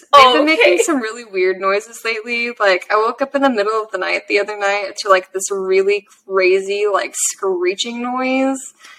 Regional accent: California, United States; also as a Californian

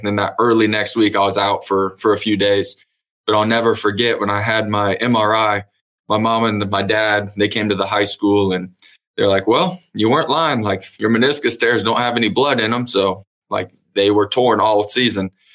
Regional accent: Emporia, Kansas, United States; moved away as an adult; now in Edmond, United States; I was originally born and raised in Emporia, Kansas. Uh, grew up there, went to high school at Emporia High

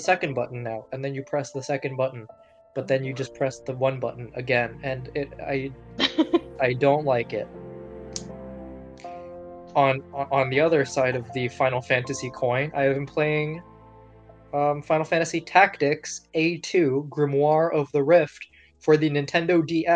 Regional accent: Canada; we are Canadian

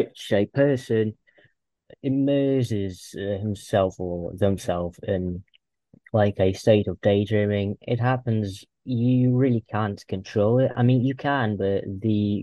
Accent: Russia; I'm from Russia. I live in a small town

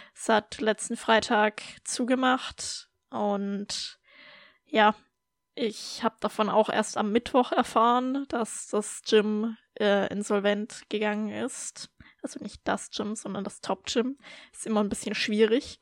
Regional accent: Germany; now in Austria; für mich als Deutsche nach Österreich zu ziehen

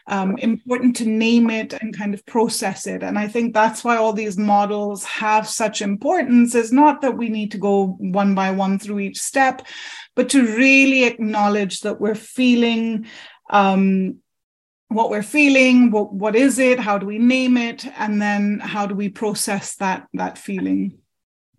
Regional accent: Germany; born there; I grew up, as you know, as a third culture child. My mom's English, my dad's Indian. I was born in Germany. I've lived in plenty of countries and cities so far.

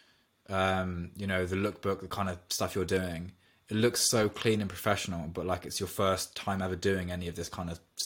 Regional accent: Oxford, South East England, United Kingdom; I'm from Oxford

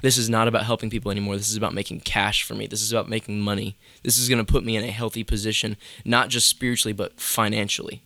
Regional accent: between Charlotte and Greensboro, North Carolina, United States; also born or lived in near Raleigh, North Carolina / Liberty University, Virginia; between Charlotte and Greensboro, kinda like that mid split is where I, like, grew up and was born and raised.

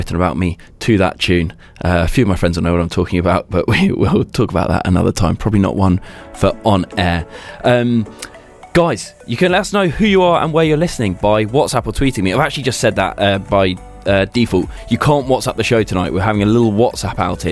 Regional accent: Brighton, South East England, United Kingdom; now in London, United Kingdom; I'm from Brighton

